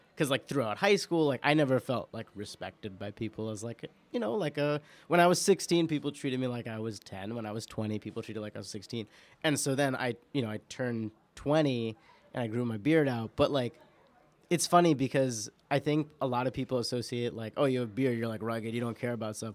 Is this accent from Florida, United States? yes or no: no; New York, United States; I'm an Indian Muslim person born and raised in New York